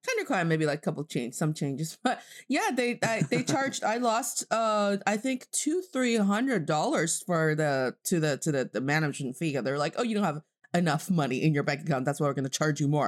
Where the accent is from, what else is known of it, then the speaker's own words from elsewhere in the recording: Northeast China, China; English is a second language; also born or lived in Boston, United States / Charlotte, United States; now in Beijing, China; I am from the northeast part of China, and I'm speaking to you from Beijing, China